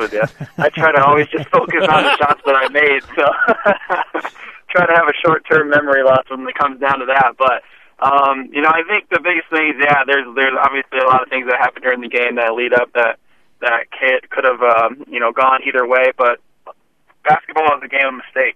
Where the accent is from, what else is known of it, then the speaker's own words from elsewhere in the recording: Glens Falls, New York, United States; moved away; also born or lived in Provo, Utah; my hometown, upstate New York, Glens Falls